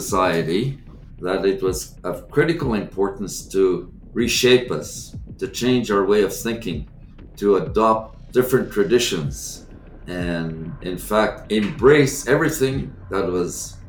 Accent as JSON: {"language": "English", "area": "Sagkeeng First Nation", "region": "Manitoba", "country": "Canada", "tie": "born or raised there", "said": "I'm an Ojibwe. Born and raised in Manitoba, the Saugeen First Nation community, situated at the mouth of the Winnipeg River."}